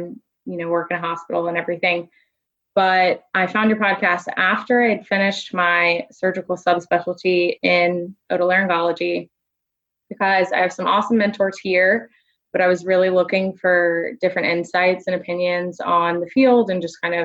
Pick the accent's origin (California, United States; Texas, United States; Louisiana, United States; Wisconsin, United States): Louisiana, United States; Mandeville; also born or lived in New Orleans, Louisiana; I am originally from Louisiana. I grew up in a small town outside of New Orleans called Mandeville.